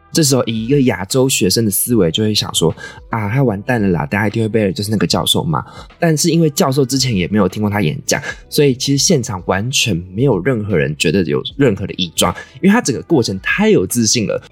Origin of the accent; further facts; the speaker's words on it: Taiwan; accent: Taiwanese accent; 我就是一个从小在台湾长大，看各种台湾娱乐节目，充满着浓浓台湾腔的台湾人